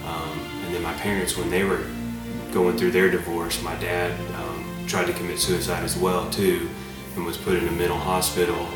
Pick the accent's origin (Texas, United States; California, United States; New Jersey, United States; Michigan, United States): Texas, United States; Abilene; born there; and I was born in Abilene, Texas, 1979. Um, I'm, I guess what you call a, a, military brat.